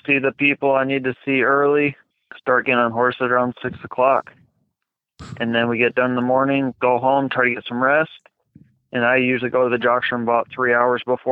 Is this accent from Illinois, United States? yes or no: no; Michigan, United States; moved away; also born or lived in Chicago; I'm from Michigan